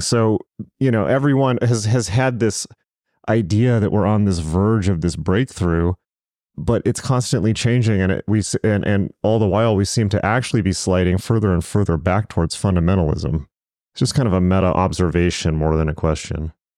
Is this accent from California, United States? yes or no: yes; Southern California, United States; I'm from Southern California. I'm from the West Coast